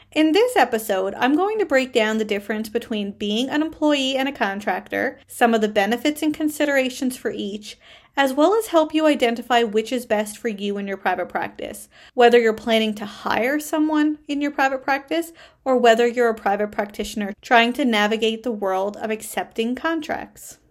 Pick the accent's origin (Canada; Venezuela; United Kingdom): Canada; I am a Canadian social worker